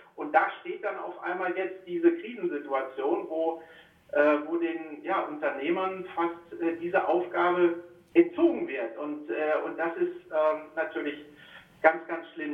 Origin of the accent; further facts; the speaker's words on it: North Rhine-Westphalia, Germany; moved away; also born or lived in Baden-Württemberg; ich persönlich bin ja auch, äh, wie ihr hört, kein Schwabe, sondern ein Westfale. Das heißt, ich bin im elterlichen Betrieb in Westfalen in der Gastronomie aufgewachsen